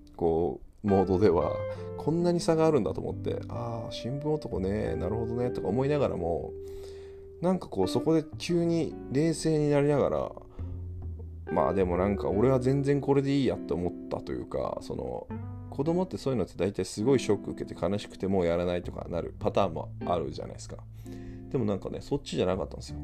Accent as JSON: {"language": "Japanese", "region": "Akita", "country": "Japan", "tie": "born or raised there", "said": "僕、地元秋田なんですけど"}